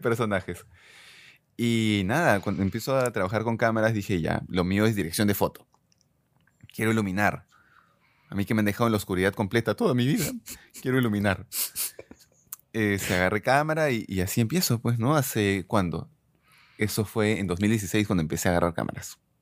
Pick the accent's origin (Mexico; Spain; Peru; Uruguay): Peru; Un día más como peruanos